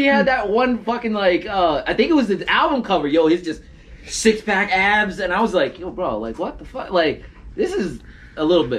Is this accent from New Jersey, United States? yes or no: yes; New Jersey, United States; I'm from Jersey, bro.